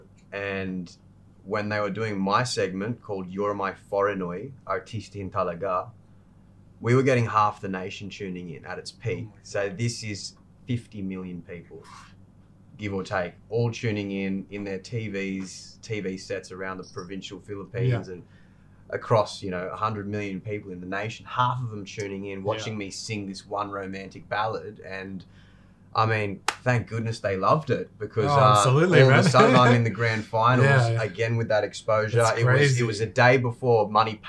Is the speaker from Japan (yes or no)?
no; Australia; I'm Aussie.